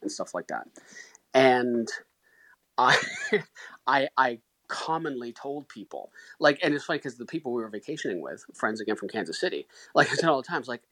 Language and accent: English; Canada; I'm Canadian.